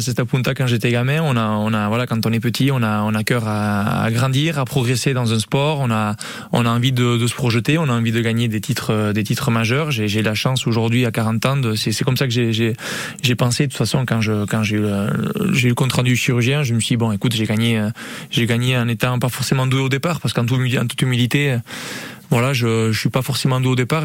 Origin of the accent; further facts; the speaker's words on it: Hendaye, Nouvelle-Aquitaine, France; moved away as an adult; also born or lived in Miami; je suis originaire d'Andaï